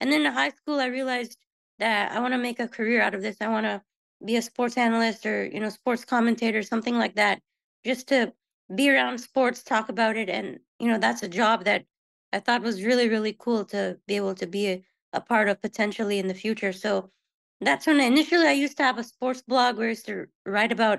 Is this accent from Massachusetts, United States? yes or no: no; Houston, Texas, United States; I was born and raised here in the Houston area